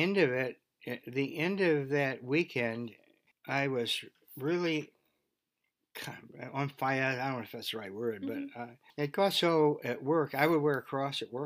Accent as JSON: {"language": "English", "town": "Beverly", "region": "Massachusetts", "country": "United States", "tie": "born or raised there", "also_born_or_lived": "Gloucester, Massachusetts / California", "said": "We moved to Beverly, and I graduated from Beverly High School."}